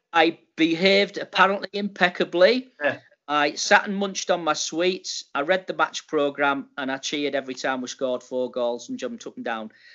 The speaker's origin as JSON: {"language": "English", "town": "Middlesbrough", "region": "North East England", "country": "United Kingdom", "tie": "born or raised there", "also_born_or_lived": "Dubai", "moved": "yes", "lives_now": "York, United Kingdom", "said": "I, was born and bred in Middlesbrough"}